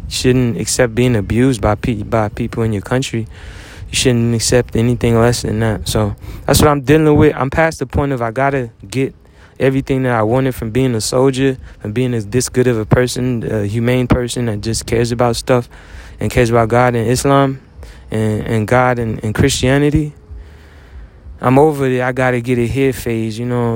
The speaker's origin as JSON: {"language": "English", "country": "United States", "said": "just being in America, being an American, being a veteran."}